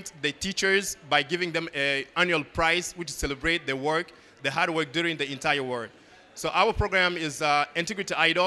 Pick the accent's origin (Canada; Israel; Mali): Mali; now in Bamako, Mali; Growing up in Mali, one of the poorest countries in Africa and in the world, of course, and rural area